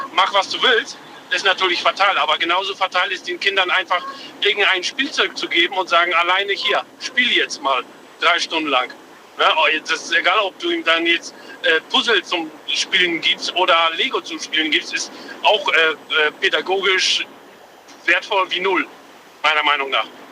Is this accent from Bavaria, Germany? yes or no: yes; Lindau, Bavaria, Germany; eigentlich aus Lindau, bin aber quer durch Deutschland gerade unterwegs. Lindau am Bodensee.